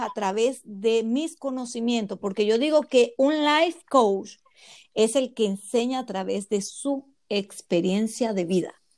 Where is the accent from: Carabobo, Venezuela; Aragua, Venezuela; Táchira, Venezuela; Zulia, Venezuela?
Zulia, Venezuela; moved away as an adult; now in Dallas, United States; llegué de Venezuela, eh, viví en el estado Zulia